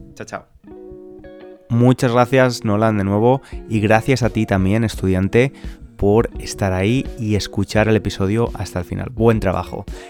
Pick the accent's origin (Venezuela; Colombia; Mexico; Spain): Spain; moved away; los españoles